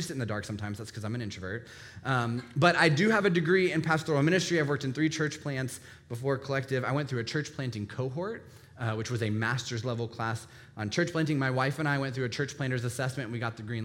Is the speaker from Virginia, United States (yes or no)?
yes; Northern Virginia, United States; Being born and raised in Northern Virginia